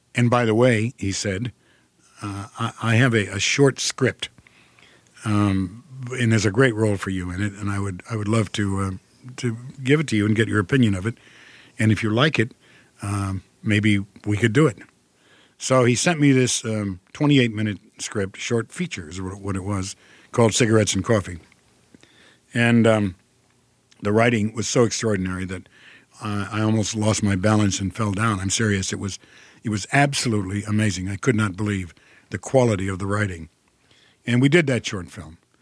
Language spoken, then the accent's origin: English; Toledo, Ohio, United States; accent: Midwestern; I'm from Ohio. I was born in Toledo, Ohio. and, and I grew up there.